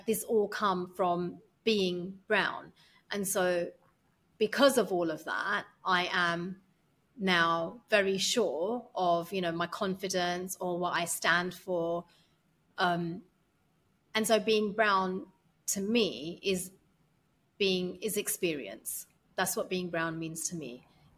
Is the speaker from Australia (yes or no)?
no; United Kingdom; moved away; I cannot be British without being Asian.